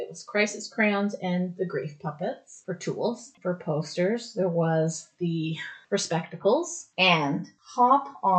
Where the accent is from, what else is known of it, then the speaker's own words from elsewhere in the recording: United Kingdom; I know that was more British than Scottish, but I mean, I'm British, so.